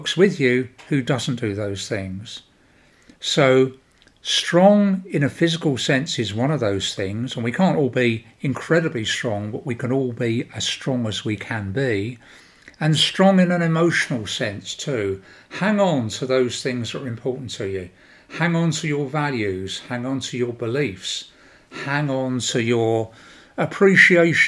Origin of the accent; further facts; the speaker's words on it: United Kingdom; I am British